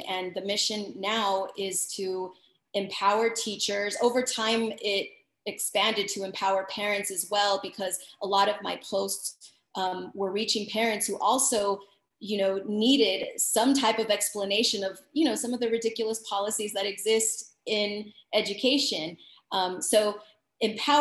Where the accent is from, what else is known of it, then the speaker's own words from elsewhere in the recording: El Paso, Texas, United States; moved away as an adult; now in Dallas, United States; born and raised in El Paso, Texas, but I've been teaching in Dallas, Texas for over 11 plus years.